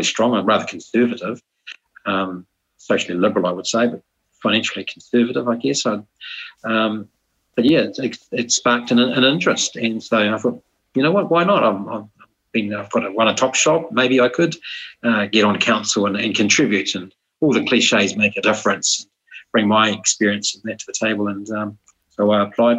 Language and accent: English; Masterton, Wellington, New Zealand; also born or lived in Hamilton, New Zealand; now in New Plymouth, New Zealand; I'm a 55-year-old Masterton, born and bred Pākehā.